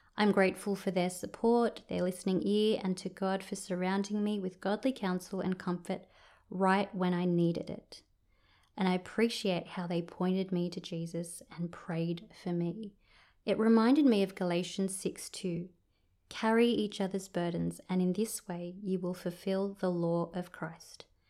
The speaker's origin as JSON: {"language": "English", "town": "Sydney", "region": "New South Wales", "country": "Australia", "tie": "born or raised there", "moved": "as an adult", "lives_now": "Orange, Australia", "said": "I grew up in Sydney and I moved here to be with my family"}